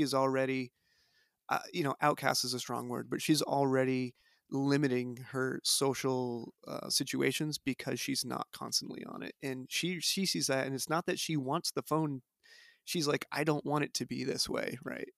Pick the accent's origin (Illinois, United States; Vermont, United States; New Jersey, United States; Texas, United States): Vermont, United States; White River Junction; also born or lived in Durham, North Carolina; I grew up in the White River Junction area